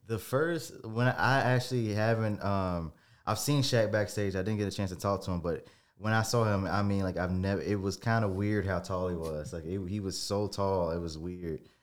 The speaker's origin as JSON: {"language": "English", "town": "Tuscaloosa", "region": "Alabama", "country": "United States", "tie": "born or raised there", "said": "I was born in Tuscaloosa"}